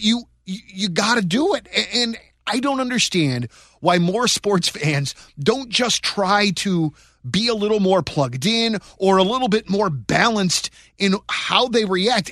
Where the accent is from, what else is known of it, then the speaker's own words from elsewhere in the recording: St. Louis, Missouri, United States; we grew up here in Saint Louis